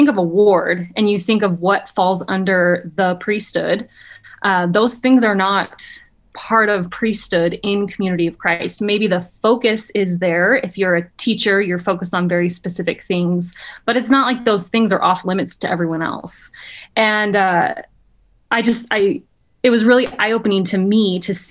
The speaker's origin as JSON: {"language": "English", "town": "Provo", "region": "Utah", "country": "United States", "tie": "born or raised there", "said": "born and raised in Provo"}